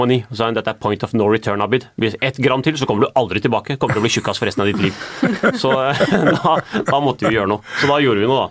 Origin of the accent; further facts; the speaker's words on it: Norway; Jeg er den første generasjonen som er født og oppvokst i Norge